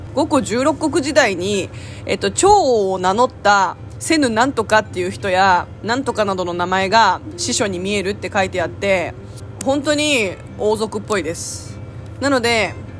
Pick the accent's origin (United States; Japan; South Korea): South Korea; 国籍は韓国です